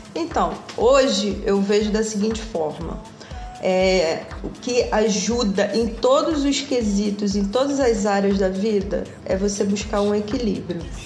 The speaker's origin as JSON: {"language": "Portuguese", "town": "Valença", "region": "Rio de Janeiro", "country": "Brazil", "tie": "born or raised there", "moved": "as an adult", "said": "Eu fui criada em cidade do interior, em Valença"}